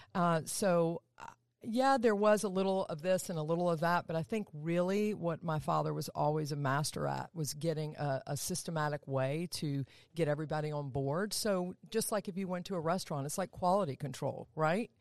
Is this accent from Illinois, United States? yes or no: no; Atlanta, Georgia, United States; down south, good old Atlanta, Georgia. Born and raised there.